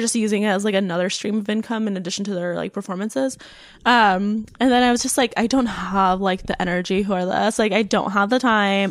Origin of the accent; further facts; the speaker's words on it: North Bay, California, United States; moved away; where my family's from in the North Bay. I would like to move back up north